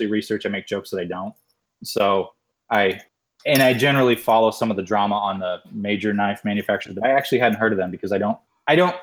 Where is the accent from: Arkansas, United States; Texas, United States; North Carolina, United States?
Arkansas, United States; moved away; also born or lived in Missouri; I grew up in Arkansas